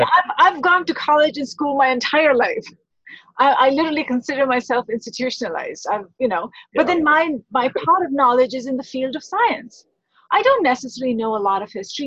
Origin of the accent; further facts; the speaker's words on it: India; now in United States; I grew up in India.